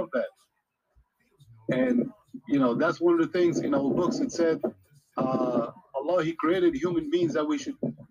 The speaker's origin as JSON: {"language": "English", "region": "New York", "country": "United States", "tie": "born or raised there", "moved": "yes", "said": "I grew up in New York, actually, Brooklyn."}